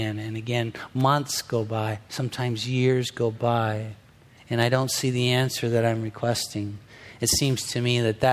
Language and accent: English; Southern California, United States; I'm from Southern California